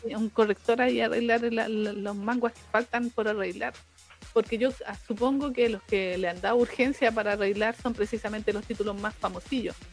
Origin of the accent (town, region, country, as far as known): Chile